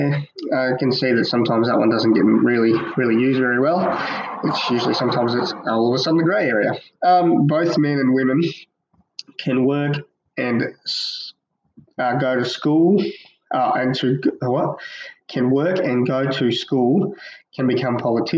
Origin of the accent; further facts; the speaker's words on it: Australia; being an Australian citizen